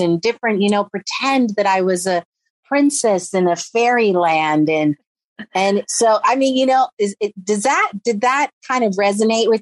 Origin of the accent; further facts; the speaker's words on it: San Francisco Bay Area, California, United States; I grew up very impoverished in the San Francisco Bay Area